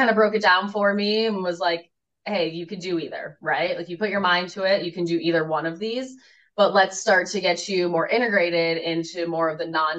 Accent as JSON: {"language": "English", "region": "Colorado", "country": "United States", "tie": "born or raised there", "moved": "as an adult", "lives_now": "Detroit, United States", "said": "I grew up in Colorado as an Avalanche fan"}